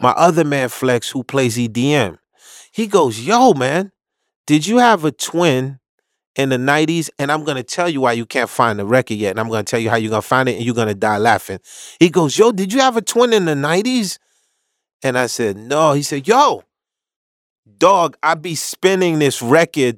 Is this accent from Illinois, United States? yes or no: no; New York City, New York, United States; born or raised there; also born or lived in Haiti